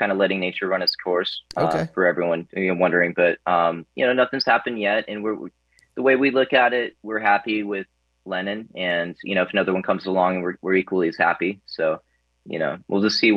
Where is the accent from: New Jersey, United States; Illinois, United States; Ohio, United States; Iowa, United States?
Iowa, United States; Des Moines; moved away as an adult; I grew up in Iowa